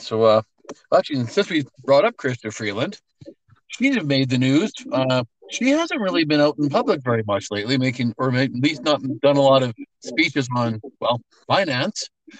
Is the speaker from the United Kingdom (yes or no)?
no; Canada; We don't need to have a bunch of paperwork to prove that we're two Canadian dudes